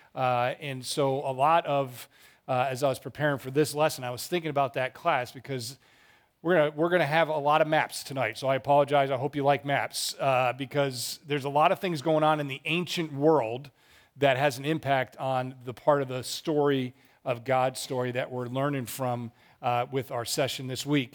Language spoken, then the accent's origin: English; Massachusetts, United States; now in Charlotte, United States; I grew up in Massachusetts, Red Sox fan